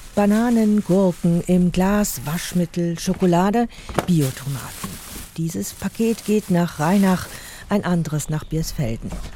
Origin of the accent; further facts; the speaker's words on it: Basel, Basel-Stadt, Switzerland; Zurück an meinem Heimatort Basel